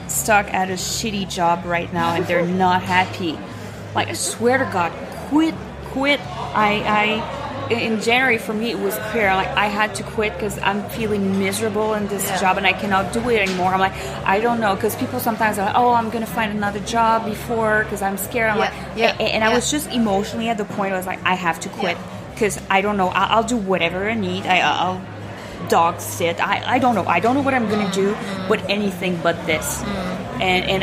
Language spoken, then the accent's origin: English; Montreal, Quebec, Canada; moved away as an adult; now in Zurich, Switzerland; So, I'm from Montreal.